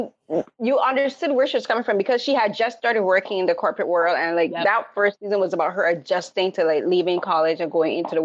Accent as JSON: {"language": "English", "country": "Barbados", "tie": "born or raised there", "moved": "yes", "said": "I was raised in the Caribbean from Barbados"}